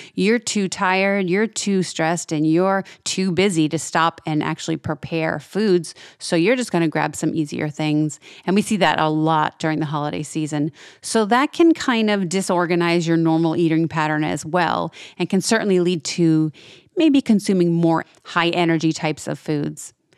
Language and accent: English; New England, United States; now in Florida, United States; I'm from New England originally, so I know I, I grew up this way